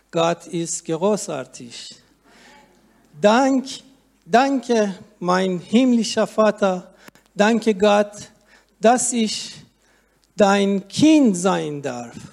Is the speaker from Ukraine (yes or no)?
no; Iran; moved away as an adult; now in Germany; als ich mit meiner Tochter als Flüchtling nach Deutschland kam. Denn in, denn in meiner Heimat darf ein Muslim seine Religion nicht wechseln und wird davor mit dem Tod bestraft.